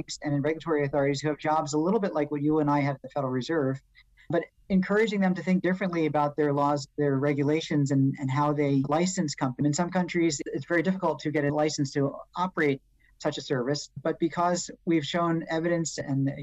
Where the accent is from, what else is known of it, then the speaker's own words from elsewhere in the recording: New York City, New York, United States; being a New Yorker